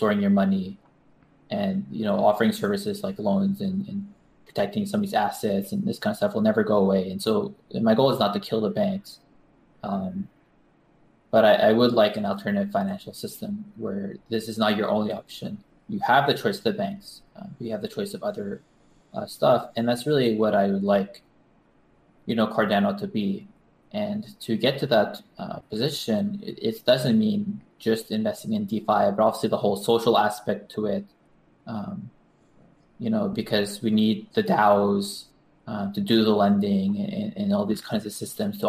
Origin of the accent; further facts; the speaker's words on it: Canada; also born or lived in United States; now in Japan; I was born in Canada